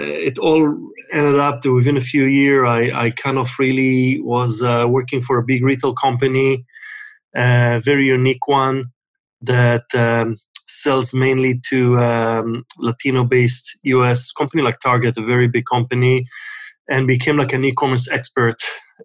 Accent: Israel; moved away as an adult; now in United States; I was born and raised in Israel

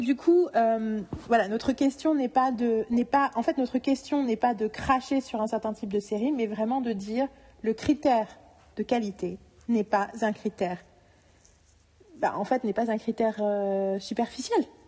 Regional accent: France; je suis française

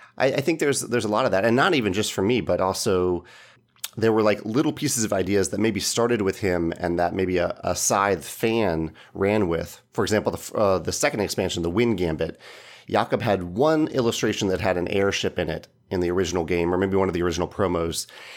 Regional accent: Chesterfield, Virginia, United States; now in St. Louis, United States; I grew up in Chesterfield, Virginia, which is right near Richmond, Virginia.

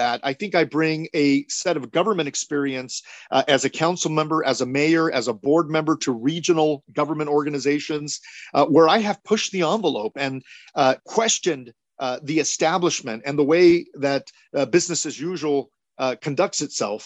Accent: Cudahy, California, United States; They then settled in the city of Cudahy, which is where I was born and raised, a tough neighborhood

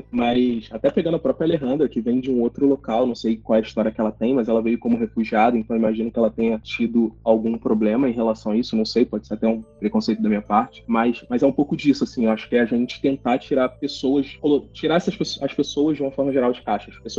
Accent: Rio de Janeiro, Brazil; eles são da favela de São Paulo, eu sou da favela do Rio, eles falam de uma forma, eu falo de outra

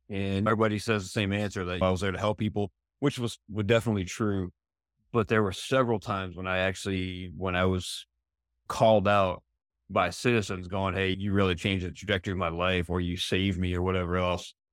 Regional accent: East Coast, United States; also born or lived in Arizona; now in San Diego, United States; I wasn't born or raised there, but I, I came from the East Coast moved to Arizona in 91

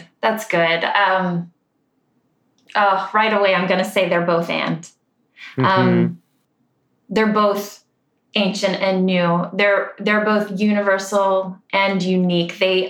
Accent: Ireland; but I like to also call them the Celtic rhythms because I'm Irish and that just feels good.

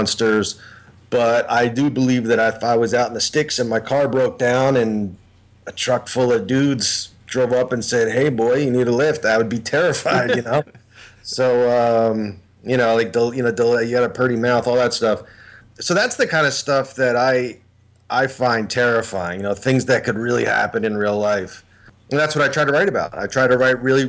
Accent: near the Philadelphia area, Pennsylvania, United States; born and raised in Pennsylvania, near the Philadelphia area

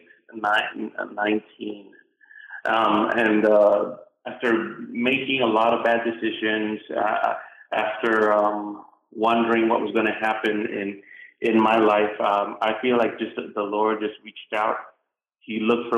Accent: Puerto Rico; moved away as an adult; now in United States; I was born and raised in Puerto Rico

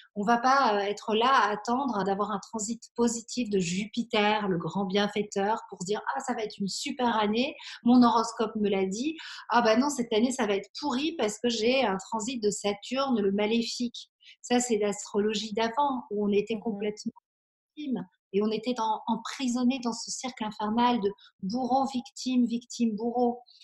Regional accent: Belgium; now in Aix-en-Provence, France; j'ai grandi en Belgique

